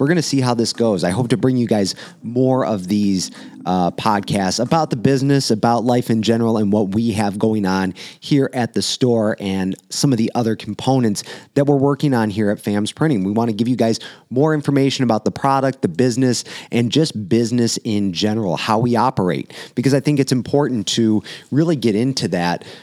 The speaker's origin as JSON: {"language": "English", "town": "Romeo", "region": "Michigan", "country": "United States", "tie": "born or raised there", "said": "in my hometown, downtown Romeo here"}